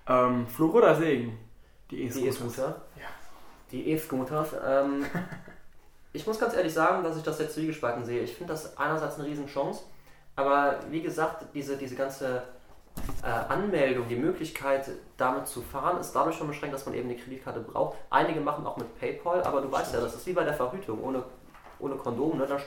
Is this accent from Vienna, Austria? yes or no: no; Salzburg, Austria; wenn ich äh, dann Richtung äh, meiner Heimat fahre, also runter nach Salzburg.